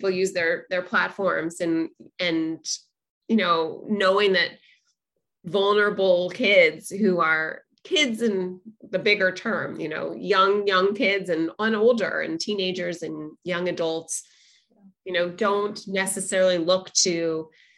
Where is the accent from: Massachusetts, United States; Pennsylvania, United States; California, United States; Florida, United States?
California, United States; Los Angeles; I grew up in Los Angeles